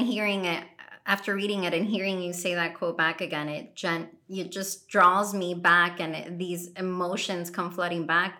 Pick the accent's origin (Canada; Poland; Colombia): Colombia; now in United States; I'm an American citizen now, but I love this country. I love the United States, but Colombia will forever be like what I identify